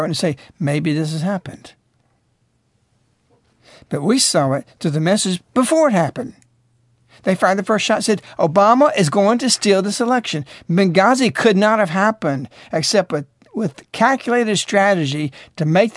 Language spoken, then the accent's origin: English; United States